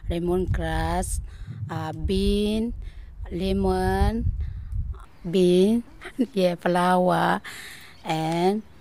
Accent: Myanmar; English is a second language; now in Australia; I come from Myanmar. I have been in Austria uh, five and a half years.

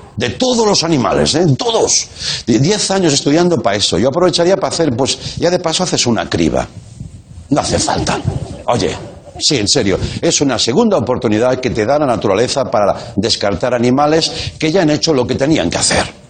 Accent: Reus, Catalonia, Spain; de mi ciudad, de mi pueblo, que me hace mucha ilusión, de Reus

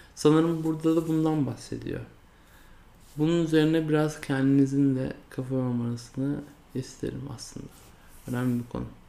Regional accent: Turkey; first language Turkish; kendimin Türk olduğunu, işte Türkiye toplumunda doğduğumu, ana dilimin Türkçe olduğunu

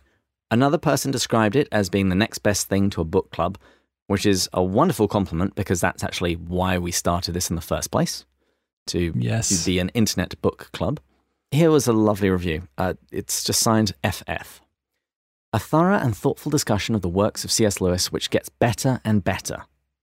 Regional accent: Australia; accent: Australian; I hate it when people try and mimic my accent, so I'm just going to pay this forward.

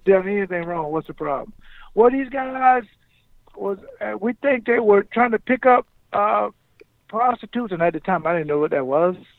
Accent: Jacksonville, Florida, United States; moved away as an adult; now in Wisconsin, United States; I grew up in the South

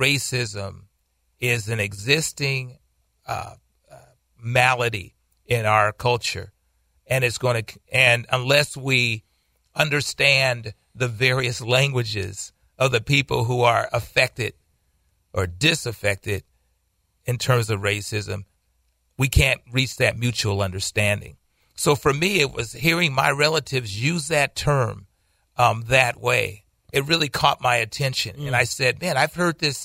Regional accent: United States; we are African American.

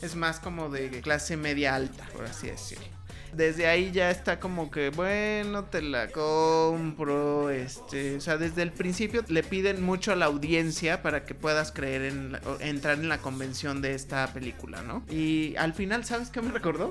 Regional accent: Mexico; uno como mexicano

